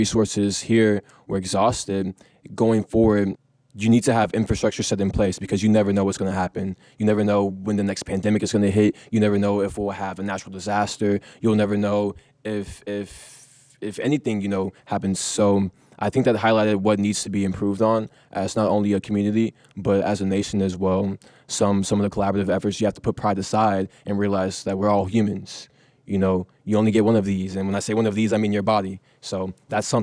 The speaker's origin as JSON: {"language": "English", "area": "Fort Bend", "region": "Texas", "country": "United States", "said": "I came from Fort Bend, where a lot of my friends were first generation Irani, first generation Pakistani"}